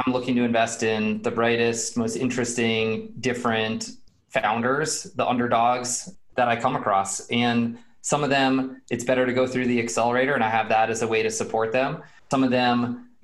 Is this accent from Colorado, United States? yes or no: yes; Boulder, Colorado, United States; I'm from Boulder, born and raised in Boulder.